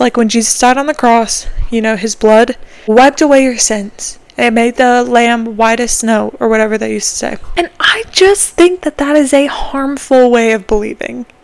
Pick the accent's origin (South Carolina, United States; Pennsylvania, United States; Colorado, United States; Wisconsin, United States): South Carolina, United States; I am from South Carolina